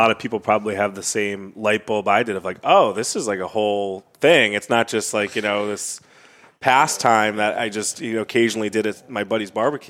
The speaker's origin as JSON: {"language": "English", "region": "Rhode Island", "country": "United States", "tie": "born or raised there", "said": "Number five is my home state of Rhode Island"}